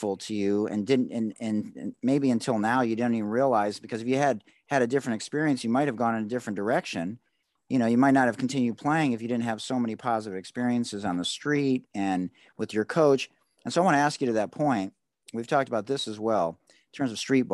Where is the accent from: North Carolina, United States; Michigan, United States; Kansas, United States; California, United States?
Michigan, United States; Detroit; I was the only white guy on my basketball team as a senior. I would say sort of inner city Detroit